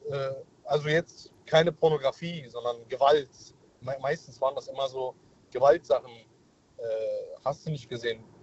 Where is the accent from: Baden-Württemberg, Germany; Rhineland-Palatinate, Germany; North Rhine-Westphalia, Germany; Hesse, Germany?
Rhineland-Palatinate, Germany; Mainz; Hi, ich bin der … ich komme aus Mainz.